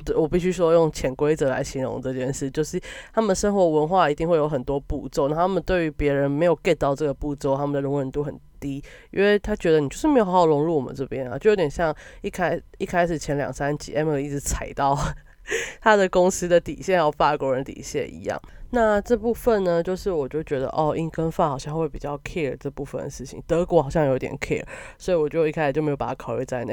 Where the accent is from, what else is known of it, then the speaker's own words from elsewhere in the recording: Taiwan; 但身为一个台湾人，或是身为你处在一个小国家